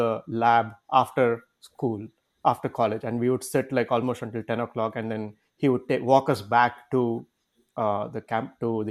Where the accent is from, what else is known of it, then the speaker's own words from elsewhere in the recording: Bangalore, Karnataka, India; moved away as an adult; also born or lived in Amritapuri, Kerala; I am basically from Bangalore, from Karnataka